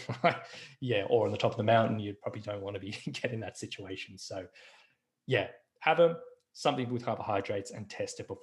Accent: Australia

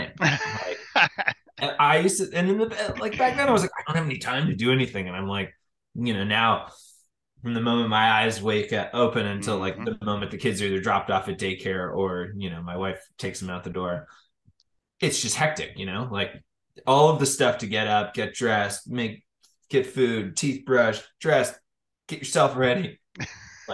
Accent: Phoenix, Arizona, United States; born or raised there; moved away as an adult; also born or lived in Casper, Wyoming; now in Boulder, United States

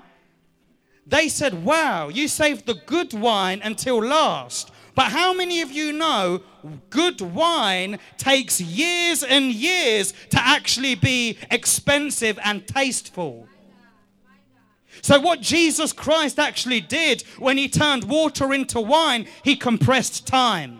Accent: United Kingdom; I'm a British man

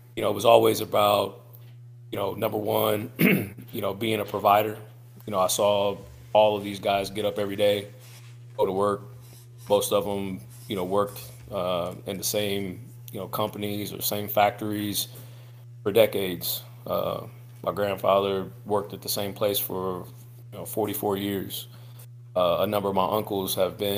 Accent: Quincy, Illinois, United States; moved away as an adult; also born or lived in LaGrange, Missouri; now in Kansas City, United States; I'm from Quincy, Illinois / LaGrange, Missouri, each of which are, you know, small river towns that are along the Mississippi River, just a couple of hours north of St. Louis. So grew up in a small area

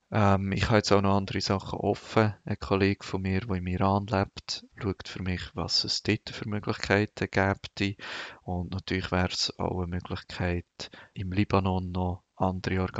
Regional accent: Switzerland; als äh, Schweizer habe ich auch einen viel einfacher Zugang zu Personen die könnten ähm, spenden.

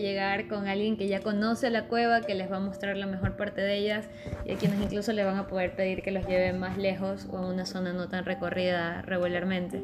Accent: Ecuador; somos los mismos ecuatorianos

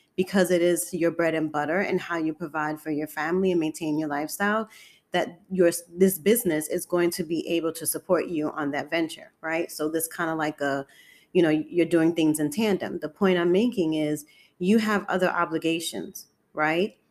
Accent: New York City, New York, United States; I'm born and raised in Harlem, New York City.

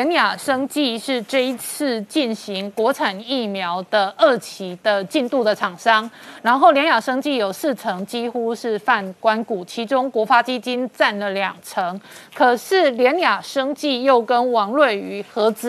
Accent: Taiwan; 我跟你讲，我作为一个台妹，我好想要委托日本代购

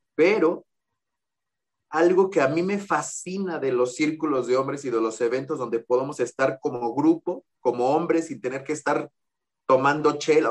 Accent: Mexico; soy aquí de México

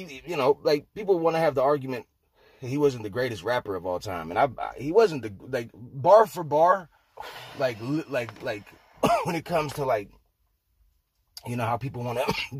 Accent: Salem, Oregon, United States; now in Portland, United States; I was born in Salem in 1980. And I moved here in 95.

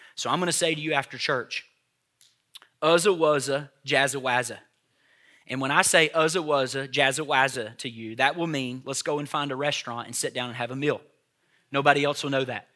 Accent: Tennessee, United States; I grew up on Hamburger Helper in Tennessee

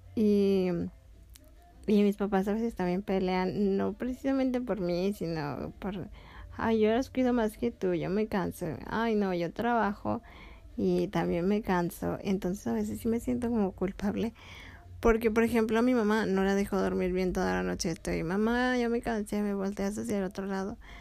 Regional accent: León, Guanajuato, Mexico; also born or lived in Tepic, Nayarit; Ahora estamos en León, Guanajuato, de donde soy

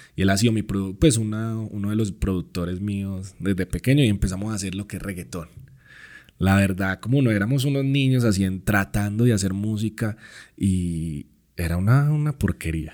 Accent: Colombia; moved away as an adult; now in Mexico; parto de mi país, de mi tierra, dejando pues mi familia, mi hija este, mi música

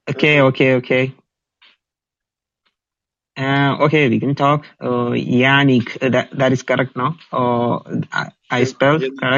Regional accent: Kerala, India; first language Malayalam; English is a second language; for me, my mother tongue, Malayalam or oh, who will be speaking like uh, 40 million people. 35 to 40 million people is speaking my language.

